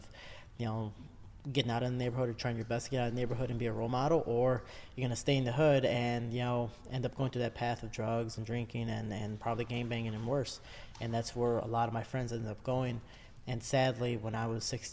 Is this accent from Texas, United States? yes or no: no; Chicago, Illinois, United States; also born or lived in Berwyn, Illinois; now in Cicero, United States; So I grew up in the South Side by the Pilsen neighborhood. I lived in the McKinley Park neighborhood